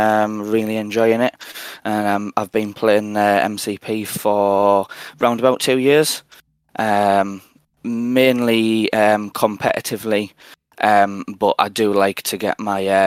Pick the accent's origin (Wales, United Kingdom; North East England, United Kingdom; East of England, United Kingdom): North East England, United Kingdom; I'm 28. I'm from Northeast England.